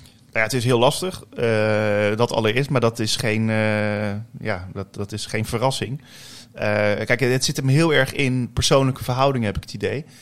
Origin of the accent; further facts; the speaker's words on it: The Hague, South Holland, Netherlands; in de wijk eh, Leijenburg ben ik opgegroeid. En daar heb ik eh, tot aan mijn 21ste gewoond